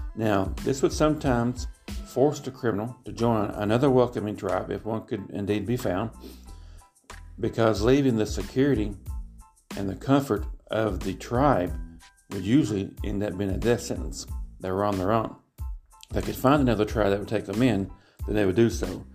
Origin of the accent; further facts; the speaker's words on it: Kentucky, United States; I have studied the Kentucky history because that is my home state